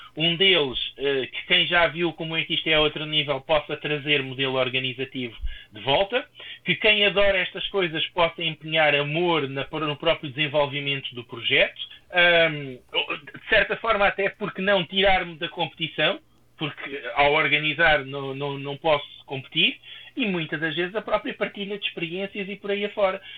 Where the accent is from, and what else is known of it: Portugal